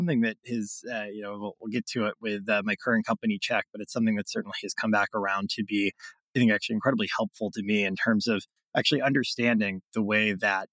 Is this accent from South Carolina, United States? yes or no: yes; Greenville, South Carolina, United States; I was born and raised in Greenville, South Carolina, in the upstate